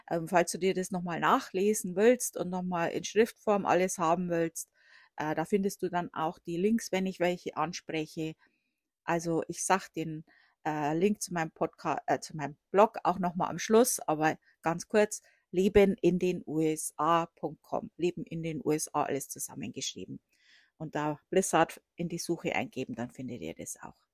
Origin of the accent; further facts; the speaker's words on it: Bavaria, Germany; Also ich komme aus der Oberpfalz. Äh, das wird äh, auch Sibirien Deutschlands genannt.